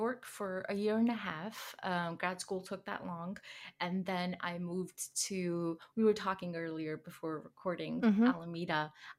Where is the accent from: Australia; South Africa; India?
India; Ludhiana, Punjab; first language Hindi; English is a second language; moved away as an adult; now in South San Francisco, United States; And I come from a city, an industrial town in Punjab called Ludhiana. Okay. And yeah, that's where I was born and raised. And now I'm here.